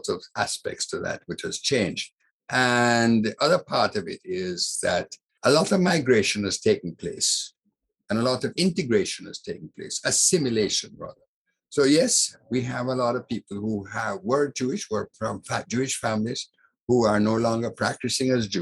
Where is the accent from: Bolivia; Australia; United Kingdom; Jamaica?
Jamaica; Morant Bay, Saint Thomas Parish; I come from Morant Bay. I'm not a Kingstonian. I am Morant Bay, St. Thomas born Jamaican, and proud of it.